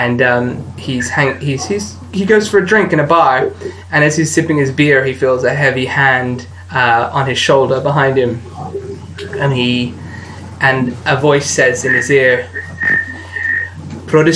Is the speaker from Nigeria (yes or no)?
no; Australia; I'm an Australian